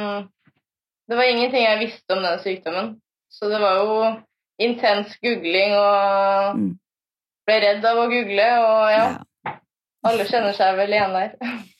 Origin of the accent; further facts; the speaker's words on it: Fredrikstad, Østfold, Norway; Jeg eh, er fra Fredrikstad